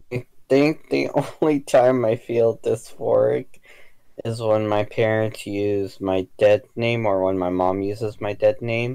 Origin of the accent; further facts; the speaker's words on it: United States; being American and then also being half um, either Mexican or something else